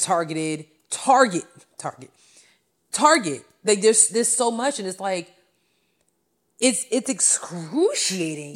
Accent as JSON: {"language": "English", "area": "Long Island", "region": "New York", "country": "United States", "said": "I'm from Long Island"}